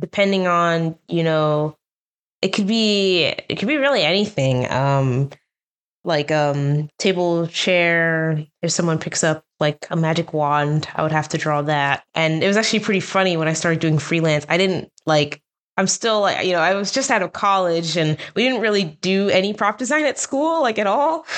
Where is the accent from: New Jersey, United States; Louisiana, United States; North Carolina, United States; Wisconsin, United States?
New Jersey, United States; moved away as an adult; also born or lived in Baltimore, Maryland; now in Burbank, United States; I'm from New Jersey. That's where I was, uh, born and where we grew up